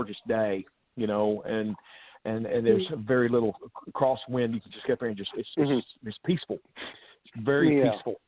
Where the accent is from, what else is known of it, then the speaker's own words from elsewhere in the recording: Charlotte, North Carolina, United States; moved away as an adult; now in Nashville, United States; I'm originally from Charlotte, North Carolina, and that's where I grew up and was raised.